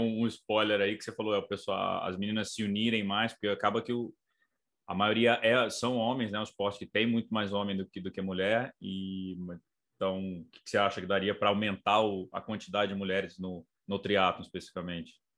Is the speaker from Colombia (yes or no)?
no; Brazil; na rua me reconheceram como brasileiro